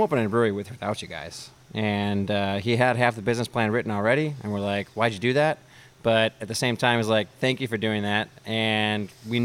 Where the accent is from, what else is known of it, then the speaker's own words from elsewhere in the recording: Minnesota, United States; also born or lived in Wisconsin; now in Houston, United States; I'm from Minnesota. I went to school in Wisconsin. So, you know, I've got that Midwest, you know, bent to me